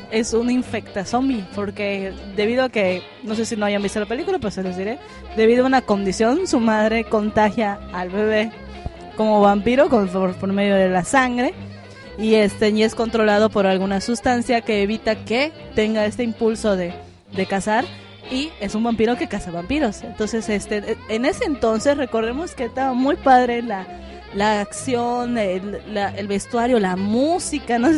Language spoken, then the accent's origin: Spanish; Yucatán, Mexico; sí, soy de Yucatán, orgullo.